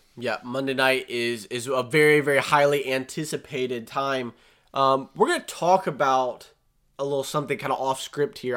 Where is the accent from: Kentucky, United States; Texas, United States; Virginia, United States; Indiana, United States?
Virginia, United States; I'm from Virginia